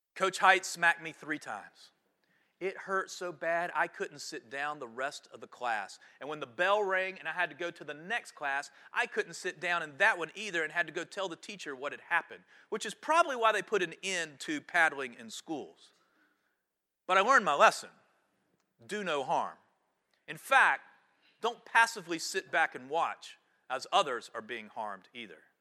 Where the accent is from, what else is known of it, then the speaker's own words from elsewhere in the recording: High Point, North Carolina, United States; my hometown